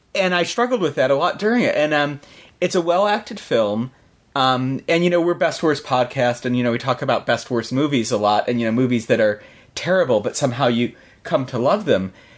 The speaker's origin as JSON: {"language": "English", "country": "United States", "said": "as an American"}